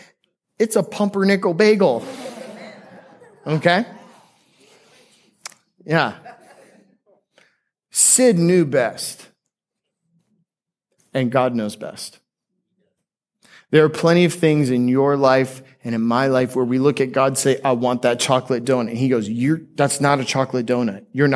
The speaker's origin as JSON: {"language": "English", "town": "Seattle", "region": "Washington", "country": "United States", "tie": "born there", "also_born_or_lived": "Aurora, Colorado / Florida", "said": "One time when I was 5 years old, I was born in Seattle. I spent some time in Denver before moving to the promised land of Florida. And when I lived in Aurora, Colorado, my best friend was a guy named Jared."}